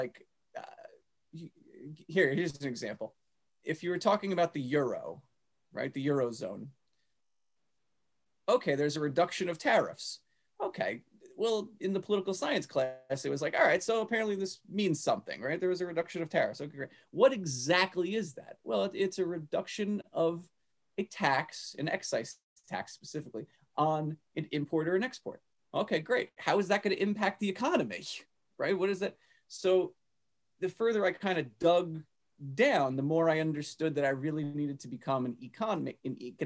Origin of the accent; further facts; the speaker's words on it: Old Bridge, New Jersey, United States; I grew up in Old Bridge, New Jersey.